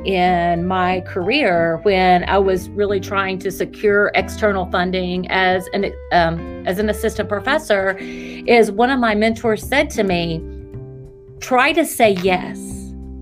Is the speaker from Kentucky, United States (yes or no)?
yes; Winchester, Kentucky, United States; I am a native Kentuckian. I was born in Winchester, Kentucky, which is east of Lexington.